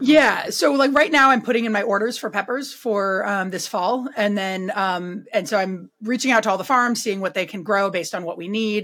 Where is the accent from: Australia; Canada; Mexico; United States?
United States; Berkeley, California; now in Vermont, United States; I'm from Berkeley.